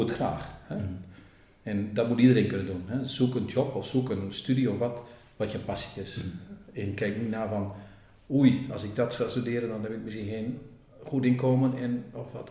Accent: Groningen, Netherlands; accent: Gronings; moved away as an adult; also born or lived in Flanders, Belgium; now in Belgium; ik spreek zelf ook nog dialect Gronings

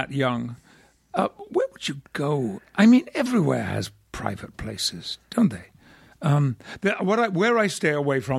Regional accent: Yorkshire and the Humber, United Kingdom; When people ask me where I come from in England, I'm a Yorkshireman.

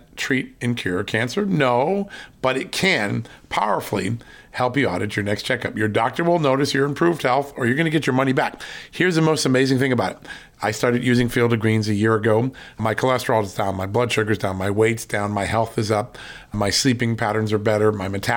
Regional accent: Virginia, United States; my home state of Virginia

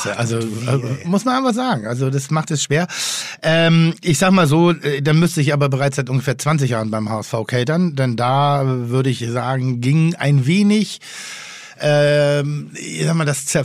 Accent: Frankfurt, Hesse, Germany; Ich hatte das als Frankfurter.

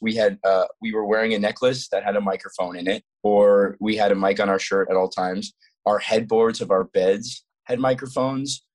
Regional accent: Colorado, United States; also born or lived in Florida; we moved from Florida to Colorado when I was eight

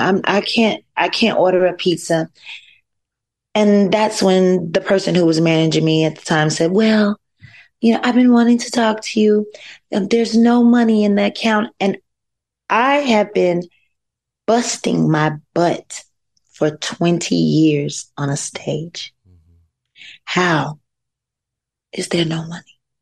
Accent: North Carolina, United States; I'm from North Carolina

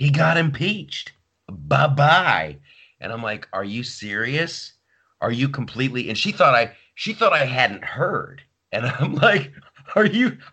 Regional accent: Ohio, United States; my childhood growing up in Ohio.

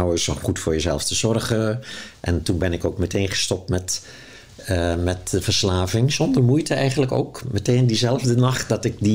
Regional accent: Zeeland, Netherlands; now in Amsterdam, Netherlands; Dus ik ben toen ook uit Zeeuws-Vlaanderen weggegaan en in Amsterdam gaan wonen.

